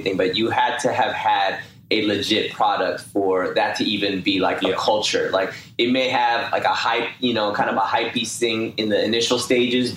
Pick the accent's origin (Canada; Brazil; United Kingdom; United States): United States; Bay Area, California; I'm from the Bay Area